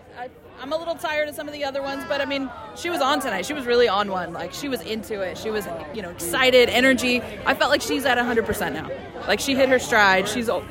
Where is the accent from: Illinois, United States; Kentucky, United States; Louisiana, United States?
Louisiana, United States; moved away; also born or lived in Boston area, Massachusetts / Rhode Island; I'm from Louisiana, where it's like the swamplands.